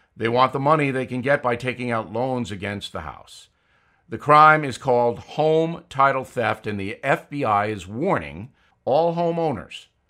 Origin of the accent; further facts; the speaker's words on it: Levittown, New York, United States; my home growing up in Levittown, New York